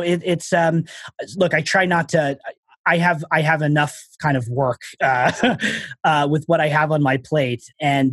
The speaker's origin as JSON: {"language": "English", "area": "Long Island", "region": "New York", "country": "United States", "tie": "born or raised there", "also_born_or_lived": "Houston, Texas / Boston, Massachusetts", "moved": "as an adult", "lives_now": "Massachusetts, United States", "said": "I grew up on Long Island"}